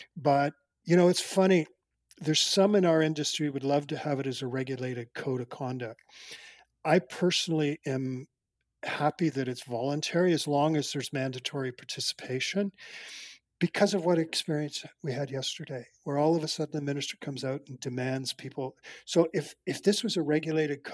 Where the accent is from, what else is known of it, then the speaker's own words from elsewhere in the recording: Canada; I'm a Canadian, and I'm very proud of this country